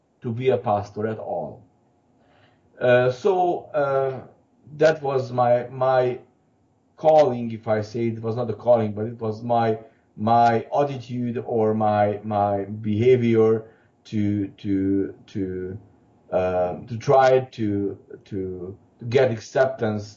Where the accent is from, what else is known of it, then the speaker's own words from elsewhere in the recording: Hungary; moved away as an adult; now in Vancouver, Canada; I was growing up in Hungary